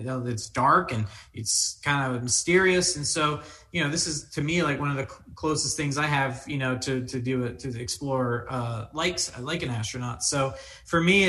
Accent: Daytona Beach, Florida, United States; when I was young, I grew up in Daytona Beach

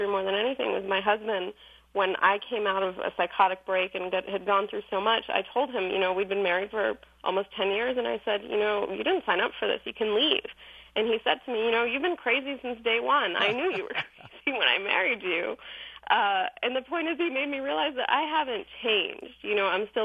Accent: Iran; moved away; I'm originally from Iran

